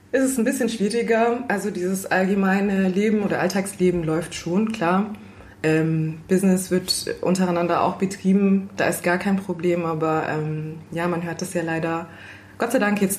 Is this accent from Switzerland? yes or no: no; Guinea; German is a second language; Ganz genauso. Also auch bei uns in Guinea.